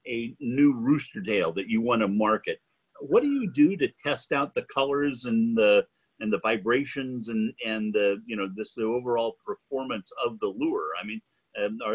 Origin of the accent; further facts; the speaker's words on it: the Northwest, Pacific Northwest, United States; growing up in the Northwest